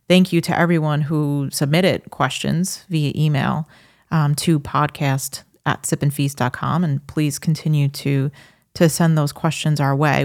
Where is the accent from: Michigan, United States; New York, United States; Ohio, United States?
New York, United States; New York City